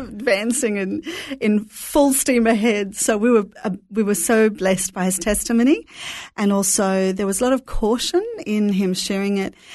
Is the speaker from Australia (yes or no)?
yes; Brisbane, Queensland, Australia; also born or lived in Jerusalem / Melbourne; now in Sydney, Australia; I grew up in Brisbane